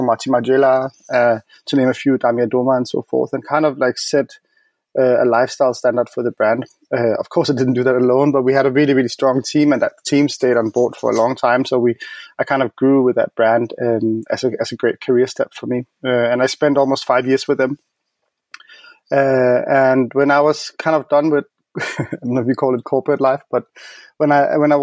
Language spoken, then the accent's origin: English; Copenhagen, Capital Region of Denmark, Denmark; now in Berlin, Germany; I'm based in Berlin, but I'm from Copenhagen.